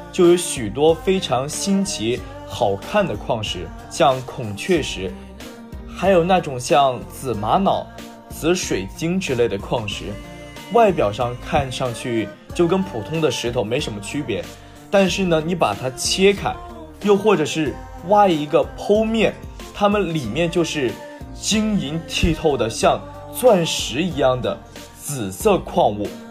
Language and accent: Chinese; Hubei, China; moved away; 到我的家乡，再或者说到我们湖北